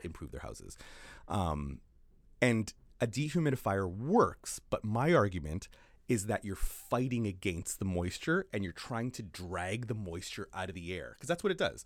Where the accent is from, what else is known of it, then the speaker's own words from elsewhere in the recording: Canada; now in New Zealand; I, as a Canadian